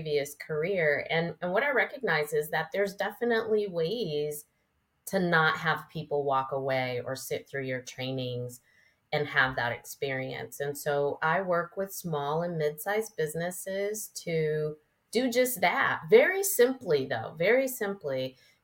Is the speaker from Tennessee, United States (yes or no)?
no; Connecticut, United States; moved away as an adult; now in China Grove, United States; I'm a city girl from Connecticut